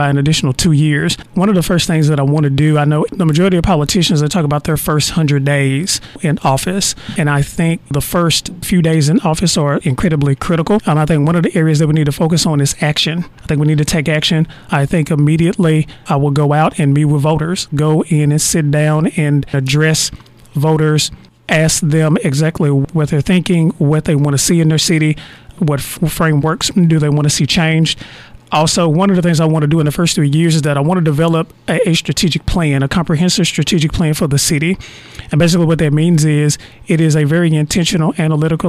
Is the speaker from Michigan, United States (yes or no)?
no; Wilton, Arkansas, United States; also born or lived in Searcy, Arkansas; now in Texarkana, United States; I actually grew up in a very small town in Arkansas, right outside of Ashdown, called Wilton